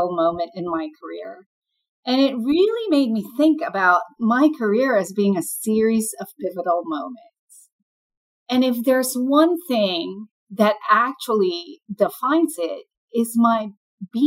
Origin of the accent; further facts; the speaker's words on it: Philippines; moved away as an adult; now in United States; I'm an immigrant, and I grew up in the Philippines and then came to the U.S. for business school.